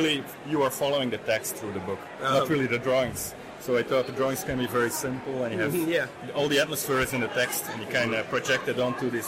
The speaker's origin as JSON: {"language": "English", "country": "Belgium", "said": "I'm from Belgium, and we have this I mean, I really grew up in a comic book culture."}